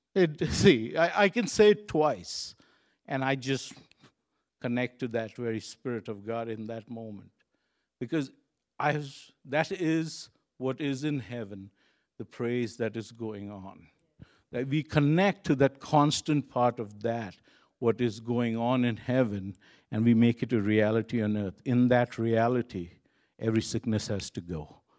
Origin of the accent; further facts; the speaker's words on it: Kuwait; moved away; I was born in Kuwait, and I got saved in Kuwait, and I still have friends in Kuwait